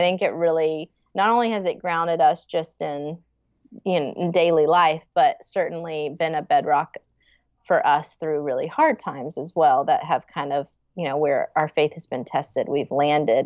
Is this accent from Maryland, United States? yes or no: no; Franklin, Tennessee, United States; born and raised in the Franklin, Nashville area